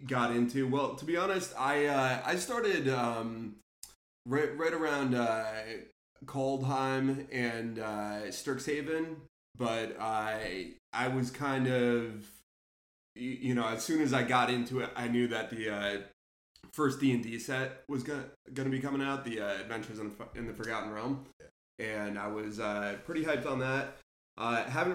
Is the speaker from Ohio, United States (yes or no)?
no; New Jersey, United States; moved away; we're both from North Jersey originally